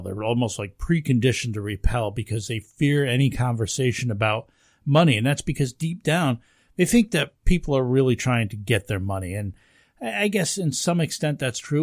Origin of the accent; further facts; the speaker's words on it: United States; here in the United States